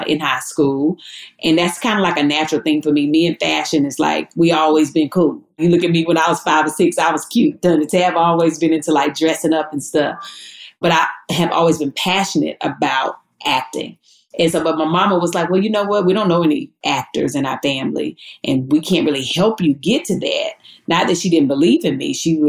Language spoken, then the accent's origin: English; Eden, North Carolina, United States; as a little girl growing up in Eden, North Carolina, right, very small town